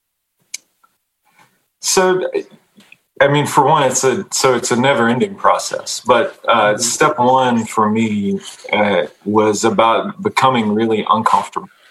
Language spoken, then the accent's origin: English; Fuquay-Varina, North Carolina, United States; also born or lived in Charlotte, North Carolina / East St. Louis, Illinois; I grew up in North Carolina, right outside of Raleigh, in a little tobacco town called Fuquay Varina